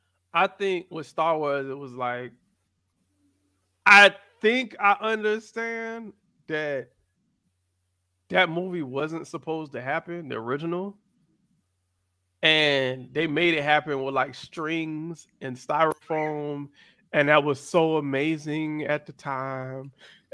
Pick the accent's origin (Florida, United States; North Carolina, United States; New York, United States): Florida, United States; Miami; also born or lived in Atlanta; I was born in Atlanta, raised in Miami. That's where I'm from.